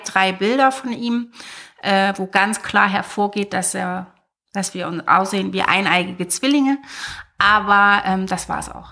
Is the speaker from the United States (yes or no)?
no; Zwickau, Saxony, Germany; moved away as an adult; war in Zwickau bis zu meinem 19. Lebensjahr